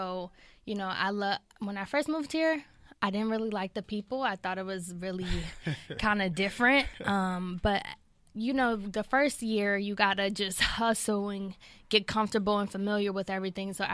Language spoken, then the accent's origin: English; Detroit, Michigan, United States; I'm from Six Mile.